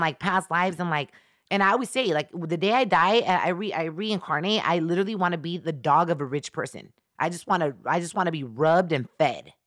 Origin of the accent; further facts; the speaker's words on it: El Salvador; I'm from Central America. I'm from El Salvador